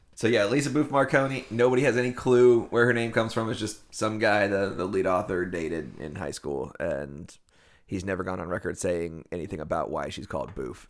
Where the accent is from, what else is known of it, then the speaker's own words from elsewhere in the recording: Erie, Pennsylvania, United States; I'm from Erie, PA